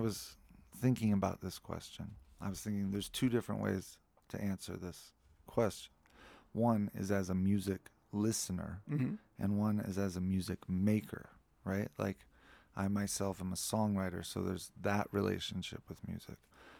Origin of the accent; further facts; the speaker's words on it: Lafayette, Colorado, United States; born there; No, I was born at home in Lafayette.